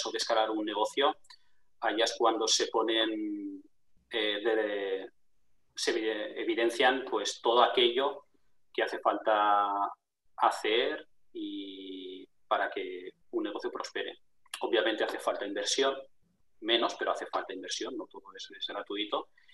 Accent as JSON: {"language": "Spanish", "town": "Barcelona", "region": "Catalonia", "country": "Spain", "tie": "born or raised there", "moved": "as an adult", "lives_now": "La Rioja, Spain", "said": "yo me crié en Barcelona, pero vivo en, La Rioja"}